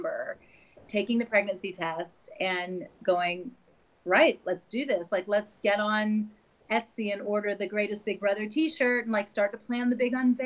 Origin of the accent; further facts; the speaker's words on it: North Carolina, United States; moved away as an adult; also born or lived in New York / United Kingdom; now in Switzerland; I am originally from the United States, from North Carolina. And I grew up there and then lived in New York for about 10 years.